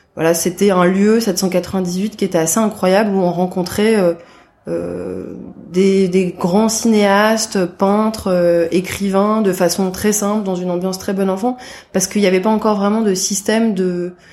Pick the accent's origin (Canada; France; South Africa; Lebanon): France; Paris, Île-de-France; je suis née euh, à Paris en 1985